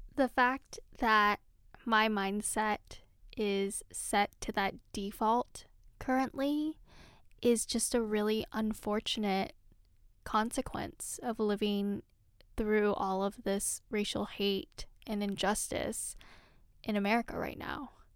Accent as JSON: {"language": "English", "region": "California", "country": "United States", "tie": "born or raised there", "said": "I'm a Filipino American woman who has her roots in California"}